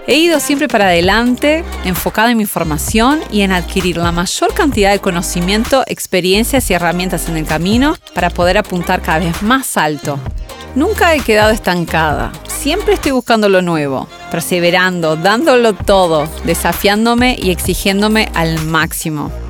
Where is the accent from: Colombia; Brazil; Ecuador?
Brazil; now in Uruguay; Soy brasileña, hija de madre y padre uruguayos. Hace ya muchos años me mudé a Uruguay.